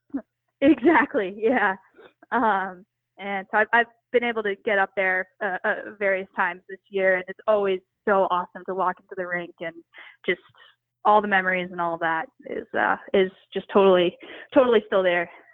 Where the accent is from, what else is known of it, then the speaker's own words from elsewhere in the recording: New York City, New York, United States; I grew up in New York City